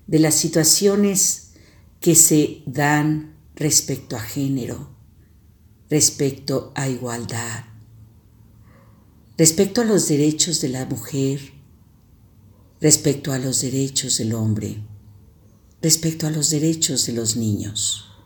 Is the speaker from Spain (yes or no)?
no; San Luis Potosí, Mexico; now in León, Mexico; nuestros viajes constantes de San Luis Potosí, que es mi tierra de origen, a León, Guanajuato, que es mi tierra que me acoge.